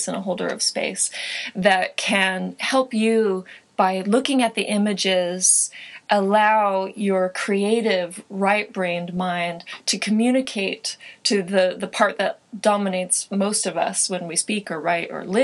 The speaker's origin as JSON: {"language": "English", "town": "Joshua Tree", "region": "California", "country": "United States", "also_born_or_lived": "San Francisco, California", "moved": "yes", "said": "I hail from Joshua Tree, California, which is a small desert town"}